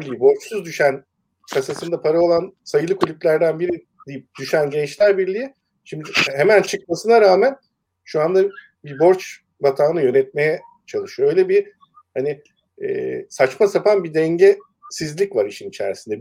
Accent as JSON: {"language": "Turkish", "region": "Eskişehir", "country": "Turkey", "tie": "born or raised there", "also_born_or_lived": "Ankara", "moved": "as an adult", "said": "E, ben Eskişehir'de doğdum. İlkokulu, ortaokulu, liseyi Eskişehir'de okudum."}